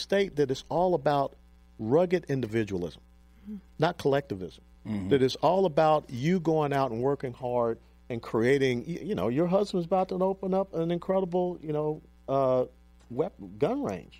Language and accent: English; Atlanta, Georgia, United States; moved away; my hometown where I was born and raised, in Atlanta